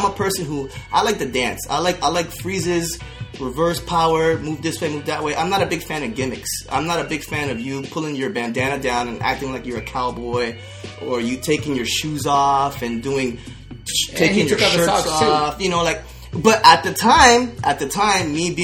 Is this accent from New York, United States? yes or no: no; Orlando, Florida, United States; I'm from Florida. I'm from Orlando.